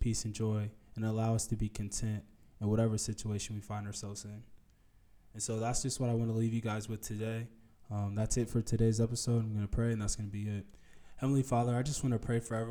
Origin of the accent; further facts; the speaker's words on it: United States; especially growing up in America, living in America with a very materialistic idea